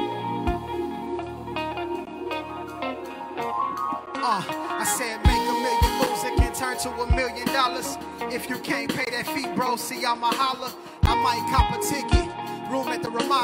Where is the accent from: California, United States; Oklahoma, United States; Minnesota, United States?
Oklahoma, United States; Tulsa; I'm from Tulsa, Oklahoma. North Tulsa to be exact.